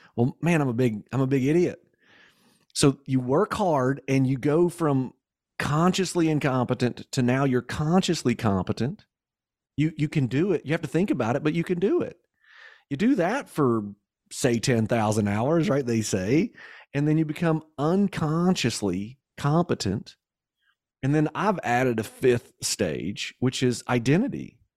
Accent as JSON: {"language": "English", "region": "Kentucky", "country": "United States", "said": "I'm from Kentucky"}